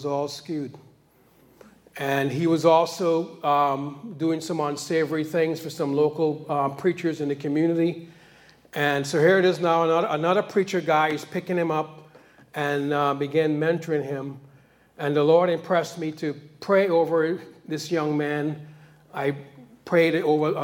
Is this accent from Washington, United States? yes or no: no; New York, United States; I grew up in New York